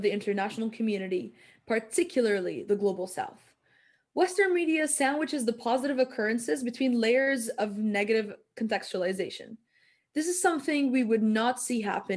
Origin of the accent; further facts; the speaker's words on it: Palestine; moved away; Growing up in Palestine, I know we kept up with international politics